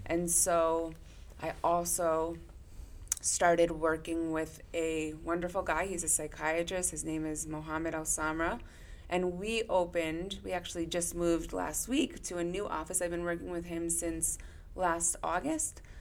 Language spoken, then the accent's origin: English; Weston, Connecticut, United States; I grew up in not too far from here in Weston, Connecticut